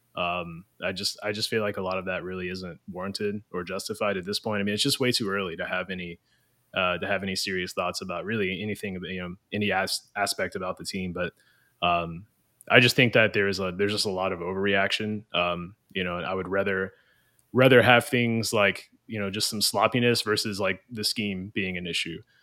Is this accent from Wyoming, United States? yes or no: no; Louisville, Kentucky, United States; I'm actually from Louisville. I live there currently